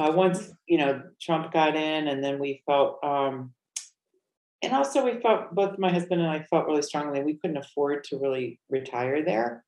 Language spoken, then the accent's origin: English; Connecticut, United States; moved away as an adult; also born or lived in New York City / Miami / Los Angeles / North Carolina; now in Valencia, Spain; Originally, I'm from Connecticut, and then I moved all over the United States in my adult life.